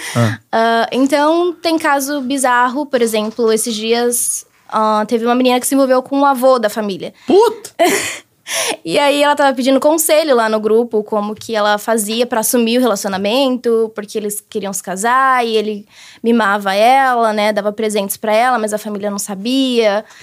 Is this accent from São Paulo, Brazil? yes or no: yes; Guarulhos, São Paulo, Brazil; moved away as an adult; now in United States; Eu sou de Guarulhos, São Paulo